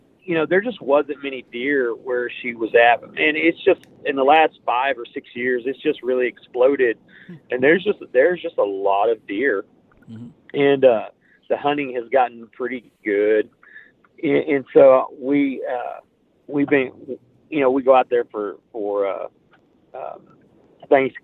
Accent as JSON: {"language": "English", "area": "Pushmataha County", "region": "Oklahoma", "country": "United States", "said": "I'm from Pushmataha County"}